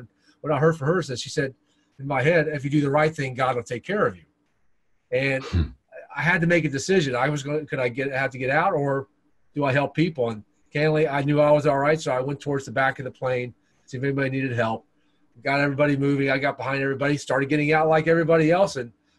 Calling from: Charlotte, North Carolina, United States; Today I'm in Charlotte, North Carolina, on the east coast of the United States.

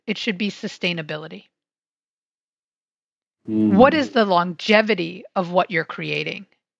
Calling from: Silver Spring, Maryland, United States; So I am in the greater DC area in Silver Spring, Maryland, which is right outside DC.

